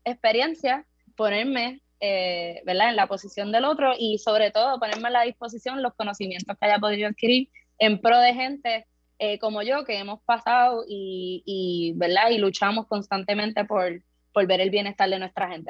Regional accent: San Juan, Puerto Rico; Yo soy de Buenavista Torre, que es una de las del caño

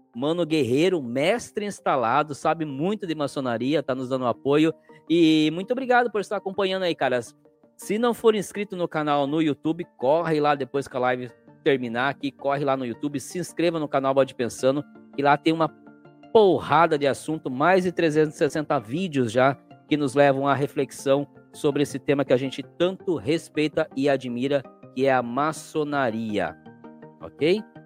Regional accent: Cananéia, São Paulo, Brazil; Eu sou de Cananéia, litoral sul, tá? é uma ilha

